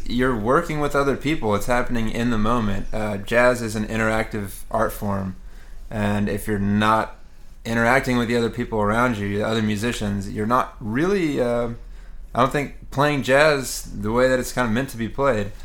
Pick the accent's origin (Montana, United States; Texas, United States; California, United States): Texas, United States; Houston; moved away as an adult; now in New York City, United States; I grew up in Houston, Texas, and uh, moved to New York to go to the City College of New York